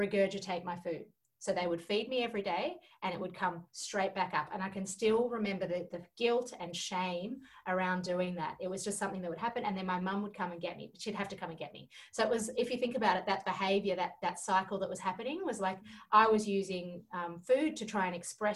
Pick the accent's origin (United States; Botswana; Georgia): Georgia; moved away; I grew up in Georgia in the former Soviet Union.